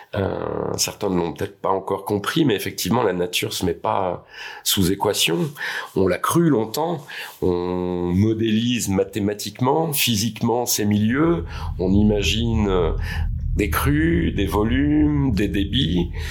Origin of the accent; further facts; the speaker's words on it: Tours, Centre-Val de Loire, France; Je suis né euh, à Tours, sur les bords de Loire.